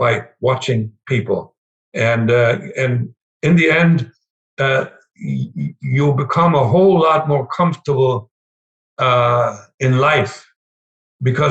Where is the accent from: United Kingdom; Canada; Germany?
Germany; English is a second language; moved away as an adult; now in United States; being a German